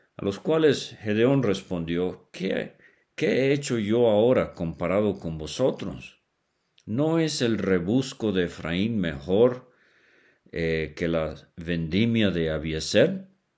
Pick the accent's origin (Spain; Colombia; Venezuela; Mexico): Venezuela; cuando era niño allá en Venezuela